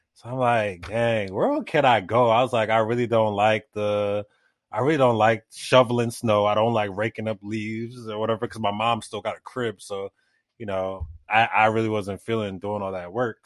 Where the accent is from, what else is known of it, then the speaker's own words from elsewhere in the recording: New York City, New York, United States; a city kid growing up in Brooklyn